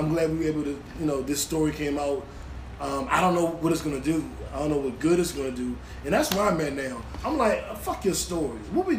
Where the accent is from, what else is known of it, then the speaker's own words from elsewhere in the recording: Washington, District of Columbia, United States; Bmore is very close to D.C., where we're from, D.C., DMV.